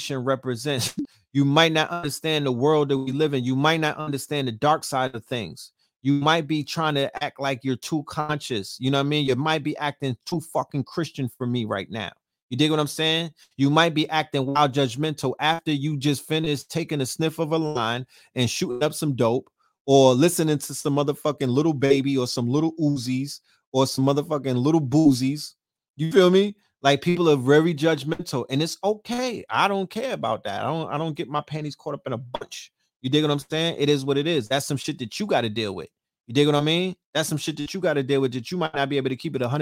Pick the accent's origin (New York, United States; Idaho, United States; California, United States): New York, United States; I'm a New Yorker